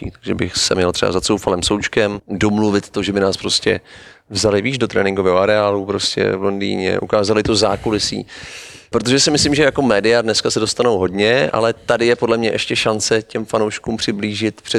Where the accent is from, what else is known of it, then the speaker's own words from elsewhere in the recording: Prague, Czechia; já jsem Pražák, tak musím říct, že na té Moravě jsem se cítil mnohem líp